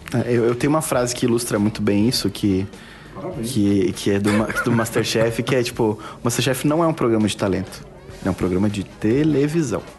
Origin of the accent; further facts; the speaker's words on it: Porto Alegre, Rio Grande do Sul, Brazil; eu, eu sou de Porto Alegre